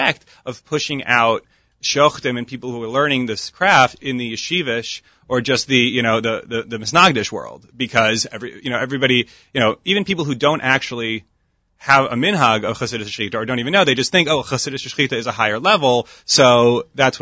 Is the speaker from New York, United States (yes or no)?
yes; Rochester, New York, United States; I grew up in Rochester, New York, Lippmann's Kosher Market, still around, right around the corner from my house.